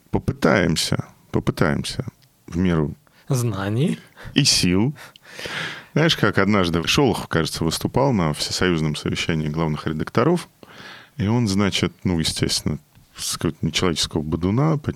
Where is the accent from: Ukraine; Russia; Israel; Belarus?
Ukraine; Odesa, Odesa Oblast; Привет, мы из Одессы, здравствуйте.